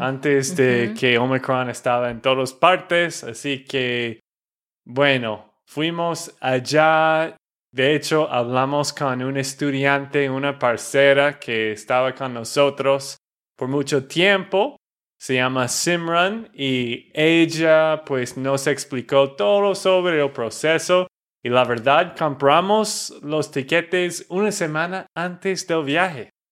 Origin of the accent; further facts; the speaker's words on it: Texas, United States; de Texas, Estados Unidos